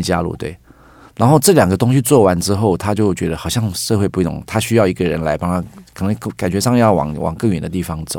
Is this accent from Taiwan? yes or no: yes; Taiwan; 我是客家人